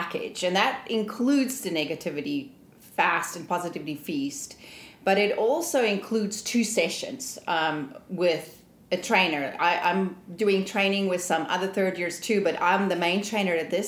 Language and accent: English; South Africa; moved away as an adult; I'm originally from South Africa